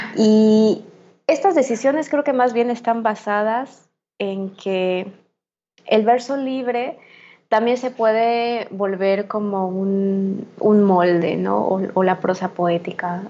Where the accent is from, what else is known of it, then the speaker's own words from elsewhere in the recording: Mérida, Yucatán, Mexico; moved away as an adult; also born or lived in Mexico City / Xalapa, Veracruz; pues vivo ahorita en Mérida, ¿no? que es mi ciudad natal, desde mediados de 2015 que regresé de la Ciudad de México